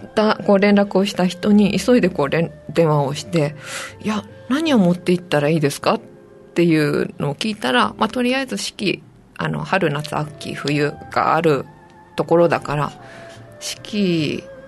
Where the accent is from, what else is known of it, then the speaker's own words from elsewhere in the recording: Saitama, Japan; moved away as an adult; also born or lived in Tokyo; now in Nago, Japan; 出身は埼玉です